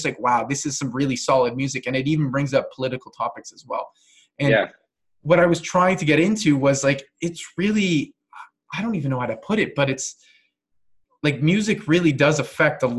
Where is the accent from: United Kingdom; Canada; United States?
Canada; I'm not American, but I'm fully Canadian.